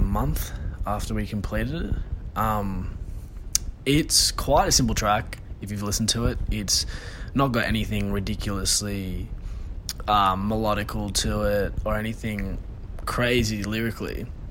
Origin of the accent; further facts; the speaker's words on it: Sydney, New South Wales, Australia; I'm from Sydney originally